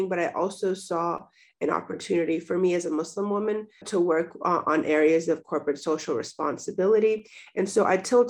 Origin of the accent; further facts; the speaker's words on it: Florida, United States; as someone who grew up and was born and raised in Florida